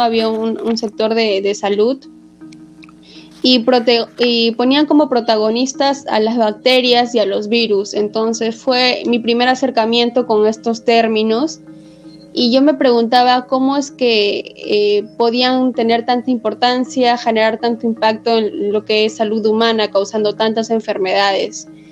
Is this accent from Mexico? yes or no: no; Trujillo, La Libertad, Peru; now in Lima, Peru; Yo soy trujillana de corazón. Actualmente vivo en Lima